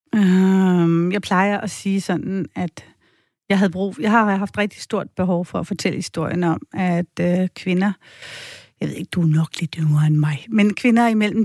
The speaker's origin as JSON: {"language": "Danish", "country": "Denmark", "said": "jeg er fra Danmark"}